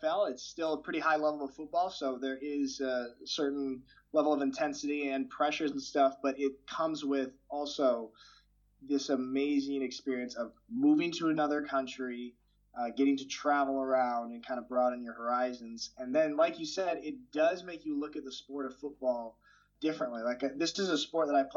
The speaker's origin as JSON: {"language": "English", "town": "Portland", "region": "Oregon", "country": "United States", "moved": "as an adult", "lives_now": "Schwäbisch Hall, Germany", "said": "I am from Portland, Oregon, on the west coast of the United States. I currently live in Schwäbisch Hall, Germany"}